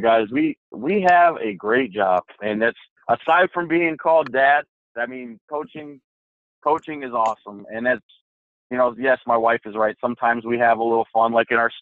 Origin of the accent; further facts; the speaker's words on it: Chicago, Illinois, United States; I'm from Chicago